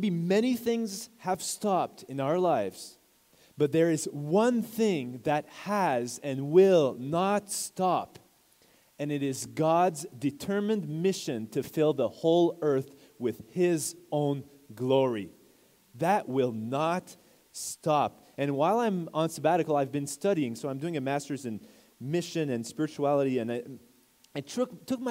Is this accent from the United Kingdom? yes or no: no; Quebec, Canada; I'm from Quebec